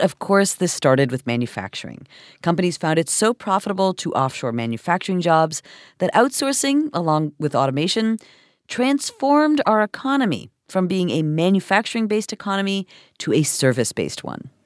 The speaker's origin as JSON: {"language": "English", "town": "Toronto", "region": "Ontario", "country": "Canada", "tie": "born or raised there", "said": "this is my hometown"}